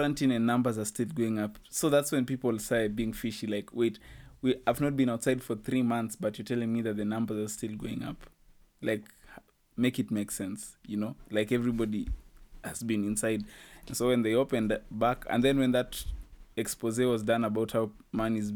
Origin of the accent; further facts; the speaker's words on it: Kenya; as a Kenyan